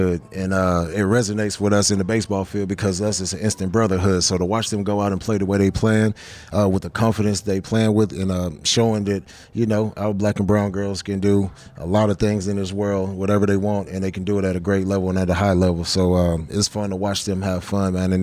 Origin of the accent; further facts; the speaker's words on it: Columbus, Georgia, United States; I'm from Columbus, Georgia